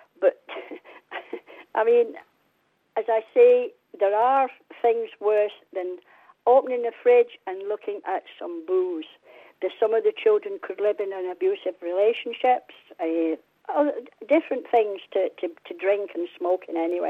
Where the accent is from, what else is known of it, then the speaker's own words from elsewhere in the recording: England, United Kingdom; I'm 75 now, every other weekend I was raised in England